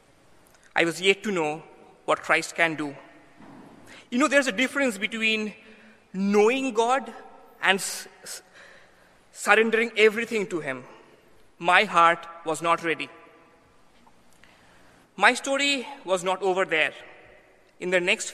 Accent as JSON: {"language": "English", "town": "Kolkata", "region": "West Bengal", "country": "India", "moved": "as an adult", "lives_now": "New Haven, United States", "said": "I come from Calcutta, the same city as Mother Teresa"}